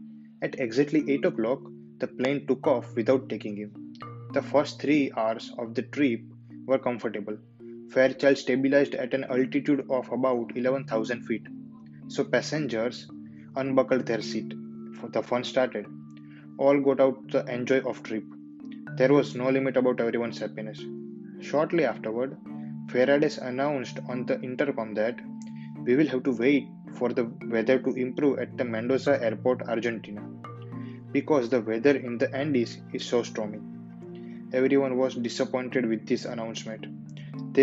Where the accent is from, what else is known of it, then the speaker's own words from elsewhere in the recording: India; I'm from India.